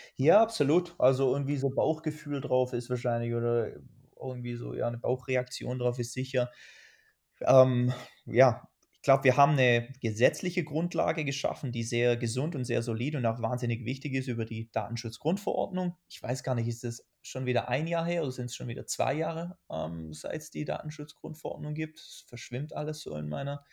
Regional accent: Germany; Ich sitze ja nicht umsonst als Deutscher in Deutschland

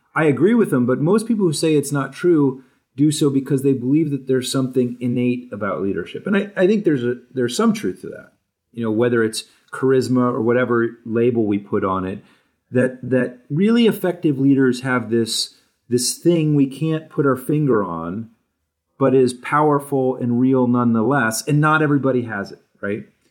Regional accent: New Hampshire, United States; moved away; also born or lived in Newport, Rhode Island; I grew up in New Hampshire, and, and before that, a, a, a short time in Newport, Rhode Island

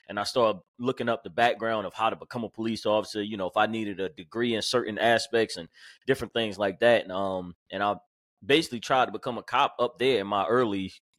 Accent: Jersey City, New Jersey, United States; born there; Well, I'm from Jersey City, New Jersey. Then I moved down here after I was born, like 6 months old.

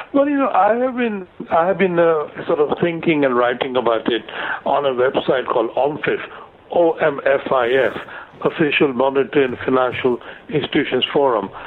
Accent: India; moved away as an adult; also born or lived in United States / London; now in United Kingdom; I was born in India, and uh, I, I did my first couple of degrees in India

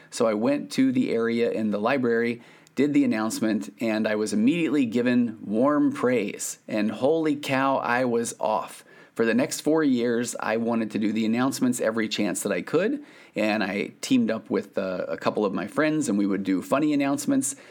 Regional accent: Sandy, Utah, United States; I grew up in Sandy, Utah.

